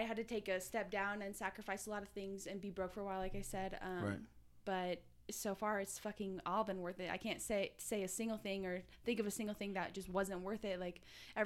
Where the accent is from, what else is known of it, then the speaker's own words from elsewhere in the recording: Susanville, California, United States; also born or lived in Bakersfield, California; my hometown in Susanville